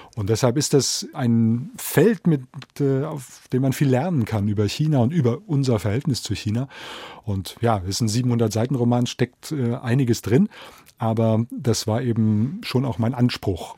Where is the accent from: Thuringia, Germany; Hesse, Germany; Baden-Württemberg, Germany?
Hesse, Germany; Biedenkopf; moved away as an adult; also born or lived in Berlin / Taipei; meiner Heimatstadt Biedenkopf ist, in der ich nun 20 Jahre meines Lebens äh, verbracht habe